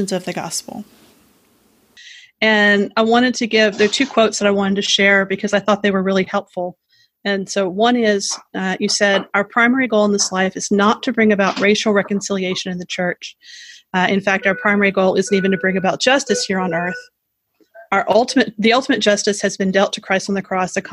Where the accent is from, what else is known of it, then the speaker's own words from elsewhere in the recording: Houston, Texas, United States; I grew up here in Houston